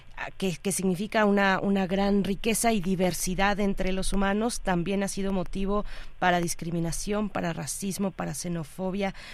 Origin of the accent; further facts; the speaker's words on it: Mexico; como mexicanos